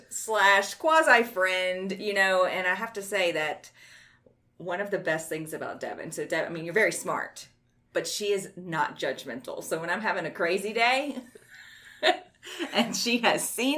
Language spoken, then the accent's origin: English; Baton Rouge, Louisiana, United States; being born and raised in Baton Rouge